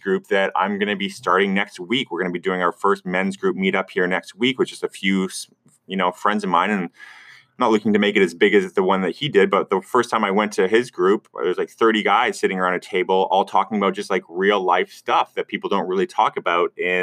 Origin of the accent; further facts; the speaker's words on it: Vancouver, British Columbia, Canada; I'm from Vancouver